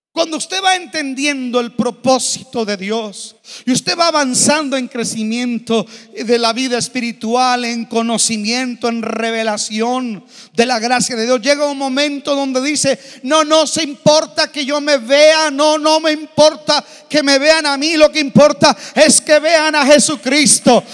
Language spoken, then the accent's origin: Spanish; Mexico; Yo aprendí a nadar en el río Bravo. Viví de niño en la Bellavista, a una cuadra del río.